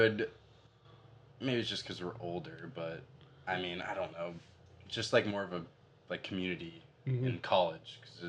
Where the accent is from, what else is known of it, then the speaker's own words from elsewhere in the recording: Minnesota, United States; moved away as an adult; now in Lawrence, United States; I wanted to get out of Minnesota.